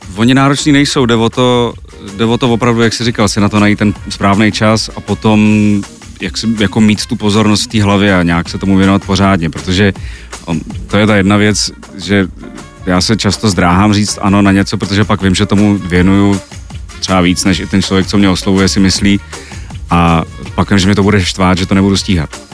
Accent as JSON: {"language": "Czech", "town": "Brno", "region": "South Moravian Region", "country": "Czechia", "tie": "born or raised there", "said": "já jsem vyrůstal v Brně"}